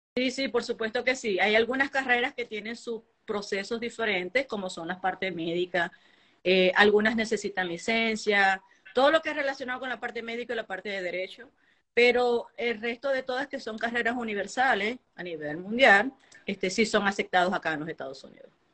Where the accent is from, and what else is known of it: Venezuela; moved away as an adult; now in Utah, United States